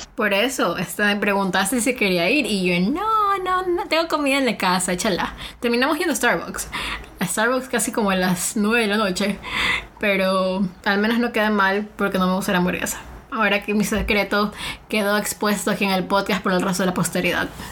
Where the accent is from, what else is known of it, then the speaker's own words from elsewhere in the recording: Manabí, Ecuador; moved away as an adult; now in Mexico; soy costeña, soy criada en Manaví